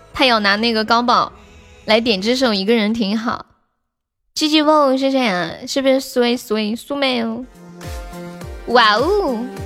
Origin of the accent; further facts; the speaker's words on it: Sichuan, China; accent: Sichuanese; 我们四川话叫 师傅撒一周